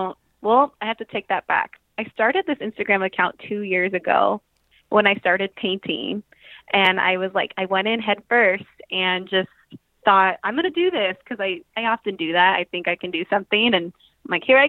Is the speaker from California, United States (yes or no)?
yes; the Bay Area, California, United States; also born or lived in Hawaii; I'm from the Bay Area in California. I've lived here pretty much my whole life, except for a few years when I lived in Hawaii